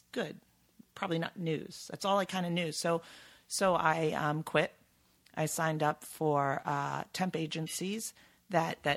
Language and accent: English; New York, United States; I'm from New York.